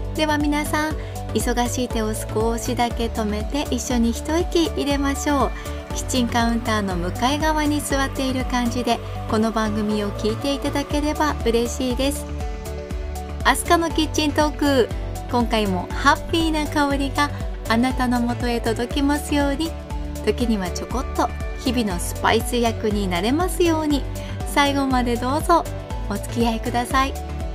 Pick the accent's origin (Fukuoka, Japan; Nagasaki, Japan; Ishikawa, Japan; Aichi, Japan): Ishikawa, Japan; Kanazawa; 地元金沢